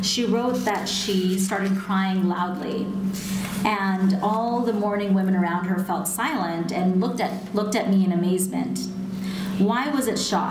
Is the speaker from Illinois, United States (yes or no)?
yes; Chicago, Illinois, United States; moved away; growing up in Chicago as part of a Shia Muslim community and family